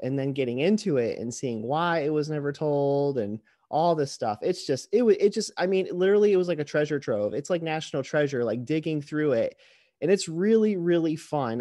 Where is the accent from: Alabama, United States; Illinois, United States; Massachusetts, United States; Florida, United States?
Florida, United States; Fort Lauderdale; moved away as an adult; now in Metro Detroit, United States; grew up in Fort Lauderdale, Florida, most of my life